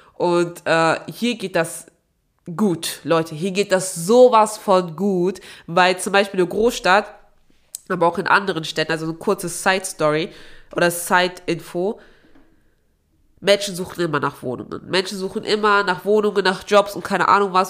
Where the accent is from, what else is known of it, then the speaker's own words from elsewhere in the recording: Aachen, North Rhine-Westphalia, Germany; moved away as an adult; now in Hamburg, Germany; ich bin ja in Aachen geboren, aufgewachsen